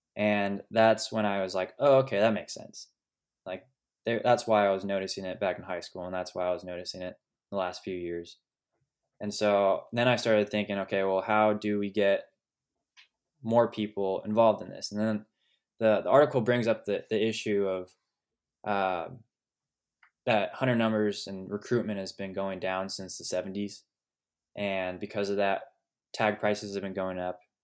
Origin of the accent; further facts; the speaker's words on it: Sonoma Valley, California, United States; I was born and raised in Sonoma Valley, California, uh, which is just west of Napa Valley, wine country